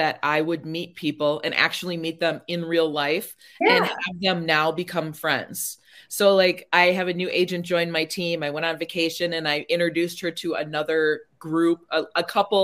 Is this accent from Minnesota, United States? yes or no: yes; Minnesota, United States; also born or lived in Florida; I'm from Minnesota. The big joke is like everyone in Minnesota always comes back. So I'm like, okay, at some point I'm going to move home